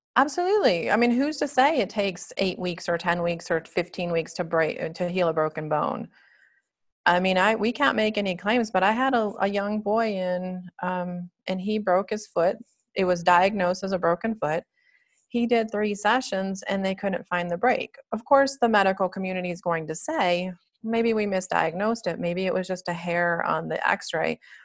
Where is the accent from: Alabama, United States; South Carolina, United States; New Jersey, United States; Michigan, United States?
Michigan, United States; moved away as an adult; also born or lived in Dallas, Texas / California; now in Colorado, United States; I was born and raised in Michigan